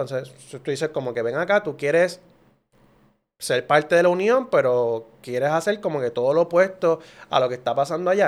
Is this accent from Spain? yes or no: no; Puerto Rico; todos somos puertorriqueños